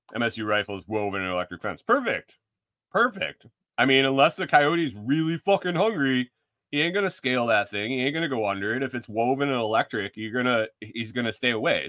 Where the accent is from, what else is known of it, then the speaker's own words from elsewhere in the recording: New York, United States; moved away; also born or lived in Minnesota; Minnesota really isn't my home. I grew up in New York.